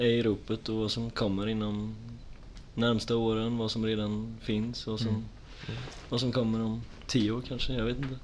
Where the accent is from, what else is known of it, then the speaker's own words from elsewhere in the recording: Tranås, Jönköping County, Sweden; moved away as an adult; now in Linköping, Sweden; jag kommer från Tranås härifrån